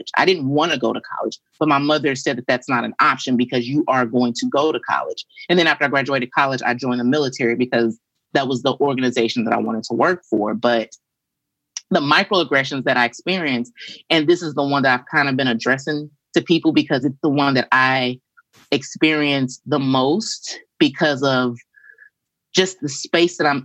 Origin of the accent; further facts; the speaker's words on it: St. Louis, Missouri, United States; moved away as an adult; I am a Midwesterner, born and raised in St. Louis, Missouri